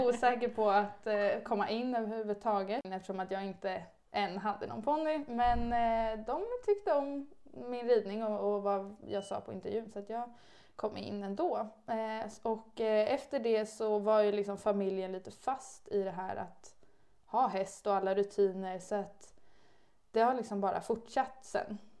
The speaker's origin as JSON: {"language": "Swedish", "town": "Stockholm", "region": "Stockholm County", "country": "Sweden", "tie": "born or raised there", "said": "jag kommer eh, från Stockholm, eh, om man inte hör det. så att jag bor egentligen och har bott hela mitt liv i Stockholm"}